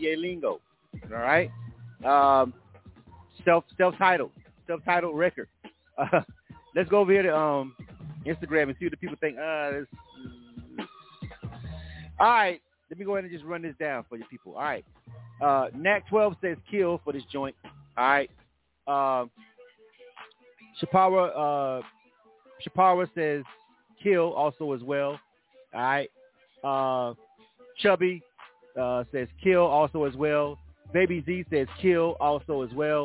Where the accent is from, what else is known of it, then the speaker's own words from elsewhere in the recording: the South, United States; I'm not even from New York. I'm not. I'm from the South.